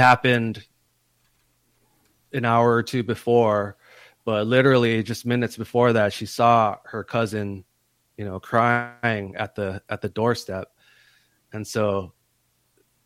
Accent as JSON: {"language": "English", "region": "Hawaii", "country": "United States", "tie": "born or raised there", "moved": "as an adult", "said": "growing up in Hawaii"}